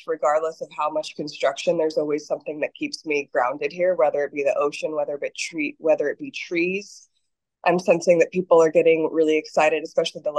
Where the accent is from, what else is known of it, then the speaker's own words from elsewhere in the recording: United States; moved away as an adult; now in Costa Rica; I'm from the States